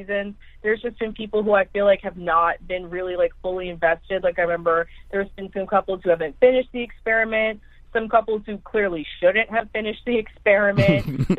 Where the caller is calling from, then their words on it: San Francisco Bay Area, California, United States; I'm calling you guys from San Francisco Bay Area, California.